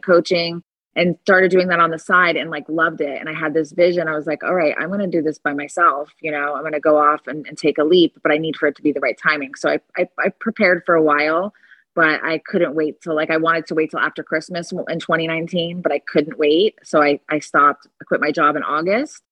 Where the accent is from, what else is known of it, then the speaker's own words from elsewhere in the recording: Fort Lauderdale, Florida, United States; also born or lived in Delray Beach, Florida / Boynton Beach, Florida; I am born and raised here in South Florida, which is rare